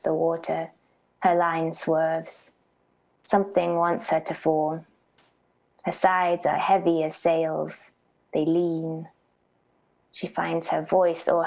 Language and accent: English; Norfolk, East of England, United Kingdom; moved away as an adult; also born or lived in United States; I was born in Norfolk. I grew up in Norfolk, and then I was in the US from 18 through my 20s.